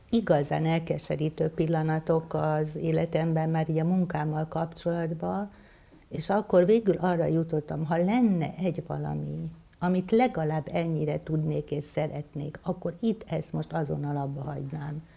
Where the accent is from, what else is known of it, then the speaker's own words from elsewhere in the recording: Somlóvásárhely, Veszprém County, Hungary; moved away as an adult; also born or lived in Budapest; now in Solymár, Hungary; Somló vásárhely, ott születtem, és ott éltem gyakorlatilag 18 éves koromig.